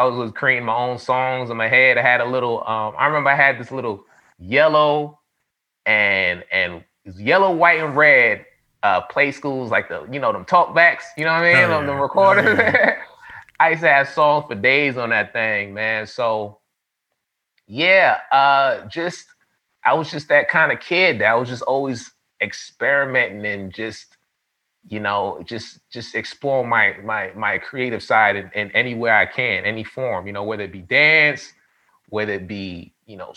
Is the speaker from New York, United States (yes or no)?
yes; New York City, New York, United States; I grew up in the hood. I'm from the Bronx, New York.